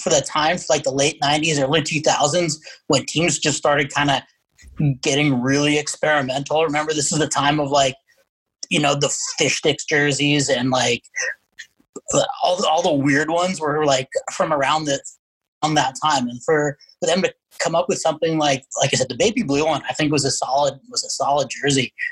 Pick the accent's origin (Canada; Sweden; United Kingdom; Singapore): Canada; Winnipeg, Manitoba; also born or lived in California; now in Atlanta, United States; I'm uh, kind of the reverse of the Thrashers in that I'm originally from